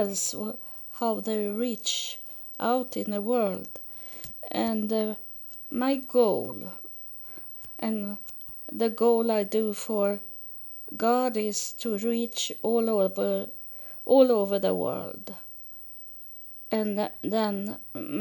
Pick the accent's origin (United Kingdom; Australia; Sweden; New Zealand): Sweden; English is a second language; moved away as an adult; also born or lived in United States; I live in Sweden, and I was born in Sweden, but I have been living in the United States for 6 years, so I can speak a little English